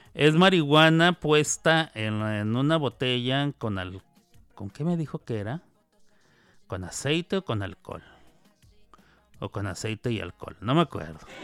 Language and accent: Spanish; Chihuahua, Mexico; En Chihuahua, donde yo nací, donde yo nací y ahí crecí de niño